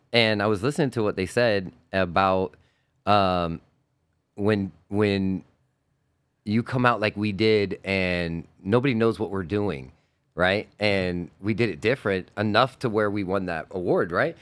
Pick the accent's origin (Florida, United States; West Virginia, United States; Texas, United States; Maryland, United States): Florida, United States; Homestead; Ducati Revs in Homestead, which is my hometown